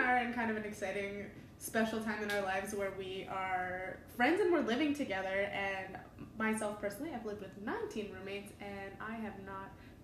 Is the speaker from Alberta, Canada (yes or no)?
yes; Wainwright, Alberta, Canada; I was born and raised in Wainwright, Alberta